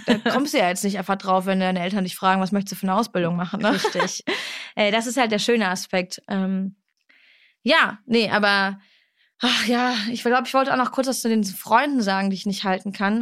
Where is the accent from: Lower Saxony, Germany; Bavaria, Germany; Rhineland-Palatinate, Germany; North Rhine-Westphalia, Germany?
North Rhine-Westphalia, Germany; Duisburg; moved away; ich komme aus Duisburg mhm. und ich bin sehr froh, dass ich da aufgewachsen bin